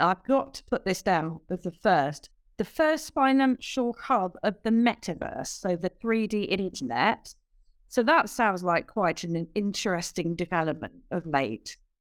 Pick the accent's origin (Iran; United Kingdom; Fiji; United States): United Kingdom; accent: British